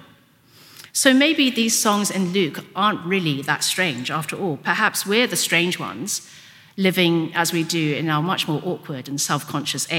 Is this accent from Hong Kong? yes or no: yes; Hong Kong; first language Cantonese; English is a second language; moved away; I was brought up in Hong Kong, so I was brought up speaking Cantonese